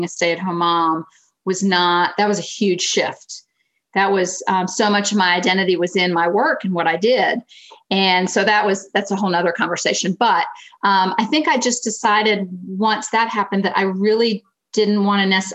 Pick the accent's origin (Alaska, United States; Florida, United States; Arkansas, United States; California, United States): Florida, United States; moved away as an adult; also born or lived in Greensboro, North Carolina; now in Pennsylvania, United States; I grew up in Florida, so this is my first foray into the Northeast.